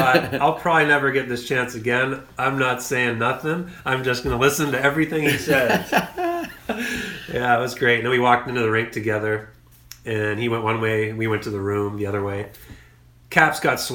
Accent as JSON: {"language": "English", "town": "Kitchener", "region": "Ontario", "country": "Canada", "tie": "born or raised there", "said": "I played for Kitchener, my hometown"}